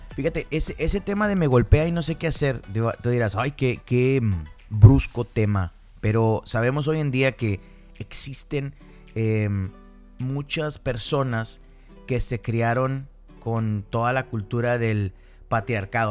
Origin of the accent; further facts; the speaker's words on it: Piedras Negras, Coahuila, Mexico; soy de Piedras Negras, Coahuila. Yo nací en México.